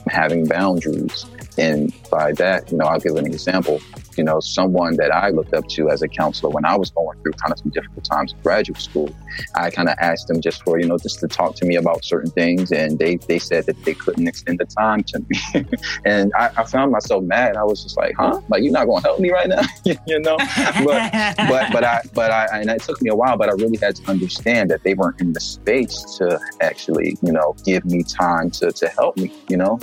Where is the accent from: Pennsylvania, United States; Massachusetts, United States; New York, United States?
Pennsylvania, United States; Philadelphia; moved away; also born or lived in Georgia; Originally, my family is from South Carolina, but me, myself, my, my brothers, we were born and raised in Philadelphia, Pennsylvania.